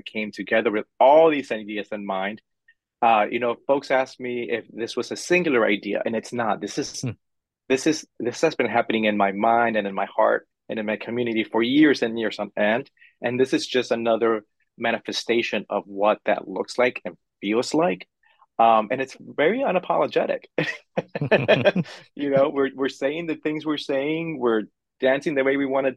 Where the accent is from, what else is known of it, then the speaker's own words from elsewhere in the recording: Los Angeles, California, United States; now in San Francisco, United States; I grew up in Hollywood, California. So I grew up in the middle of the entertainment industry, literally.